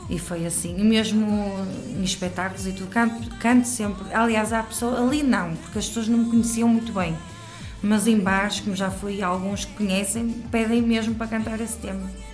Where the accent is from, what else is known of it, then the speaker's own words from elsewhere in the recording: Santo Tirso, Norte, Portugal; Sou de Santo Tirso, Lamelas, Santo Tirso